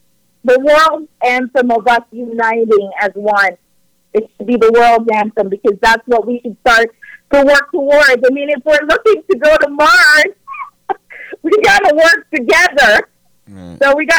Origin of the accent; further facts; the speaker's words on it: Canada; It's awesome being Canadian. It's awesome being a Canadian, and I'm proud to be, you know, a part of this country